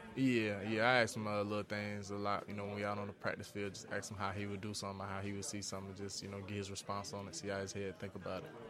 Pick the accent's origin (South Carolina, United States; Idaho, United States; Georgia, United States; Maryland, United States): South Carolina, United States; moved away as an adult; also born or lived in Tallahassee, Florida; now in Cincinnati, United States; I grew up in South Carolina